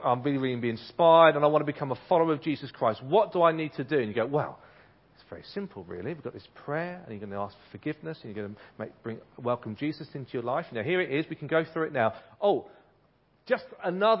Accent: Ipswich, East of England, United Kingdom; I grew up in Ipswich. I went to a primary school called Gusford Primary School in Ipswich

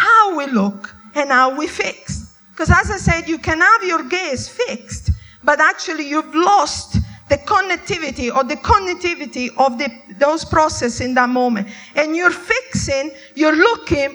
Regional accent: Italy; I was brought up in Italy

